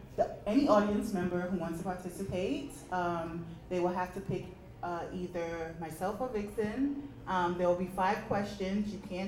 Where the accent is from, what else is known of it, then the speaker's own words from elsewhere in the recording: New York City, New York, United States; I am from East New York, okay?